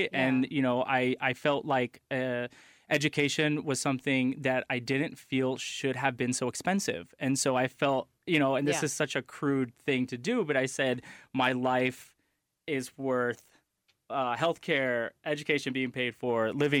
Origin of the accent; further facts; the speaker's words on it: United States; I love this country. I served my country. I'm American to the core.